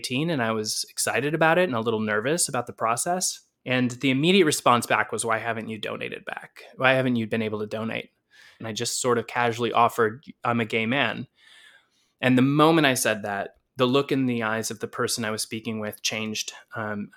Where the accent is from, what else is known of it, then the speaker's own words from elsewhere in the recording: Wisconsin, United States; moved away as an adult; now in New York City, United States; I grew up in Wisconsin, but my home is in New York City and has been for about half of my life